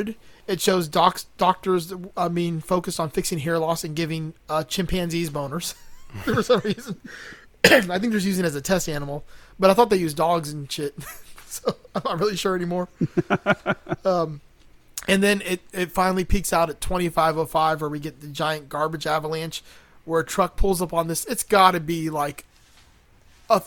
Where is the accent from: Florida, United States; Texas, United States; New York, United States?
Florida, United States; Miami; I grew up in Miami